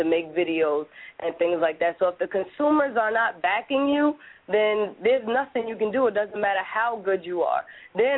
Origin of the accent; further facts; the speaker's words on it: New Jersey, United States; I always say I'm from Jersey